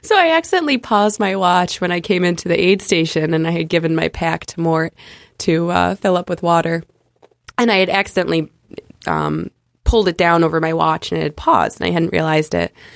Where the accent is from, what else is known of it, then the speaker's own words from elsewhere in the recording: United States; I'm from America